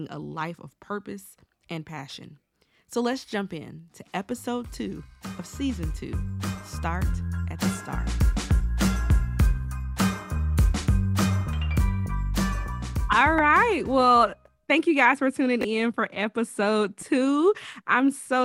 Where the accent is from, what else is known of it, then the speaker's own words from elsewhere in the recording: Alabama, United States; We are both from Alabama